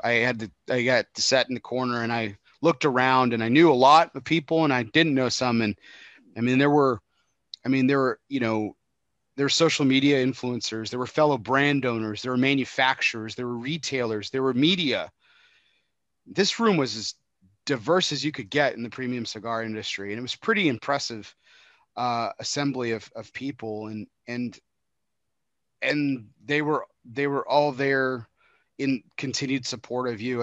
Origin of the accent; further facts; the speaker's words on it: Texas, United States; I'm from Texas, the home of beef